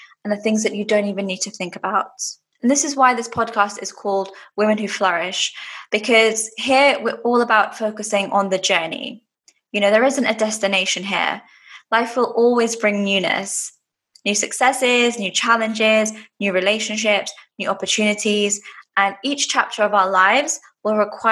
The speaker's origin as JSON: {"language": "English", "region": "London", "country": "United Kingdom", "moved": "yes", "lives_now": "Dubai, United Arab Emirates", "said": "I'm originally from London and now living in Dubai in the UAE."}